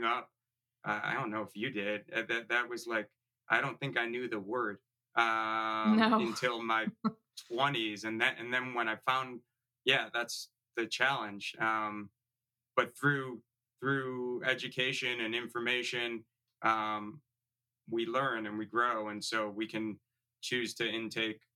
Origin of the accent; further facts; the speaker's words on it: Chicago, Illinois, United States; I grew up in the Chicago area.